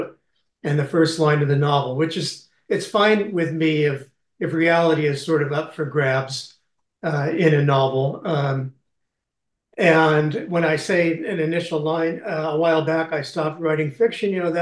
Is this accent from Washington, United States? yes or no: yes; Seattle, Washington, United States; born in Seattle, grew up in the north end of Seattle, went to Seattle Public Schools